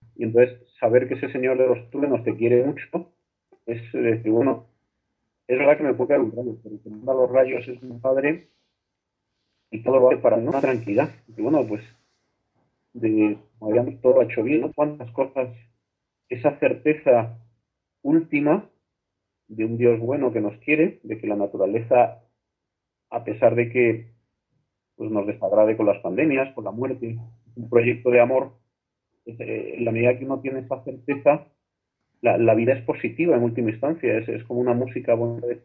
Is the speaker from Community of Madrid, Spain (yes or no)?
no; Torredonjimeno, Andalusia, Spain; mi pueblo, Torredón Jimeno Jaén